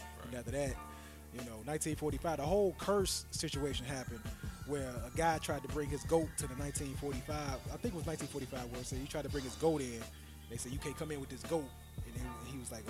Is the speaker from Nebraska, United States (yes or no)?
no; Chicago, Illinois, United States; I'm a Chicagoan